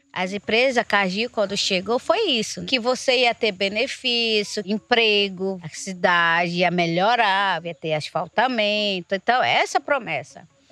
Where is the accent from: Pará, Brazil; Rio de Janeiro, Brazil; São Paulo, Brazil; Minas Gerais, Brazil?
Pará, Brazil; Itaituba; Na minha aldeia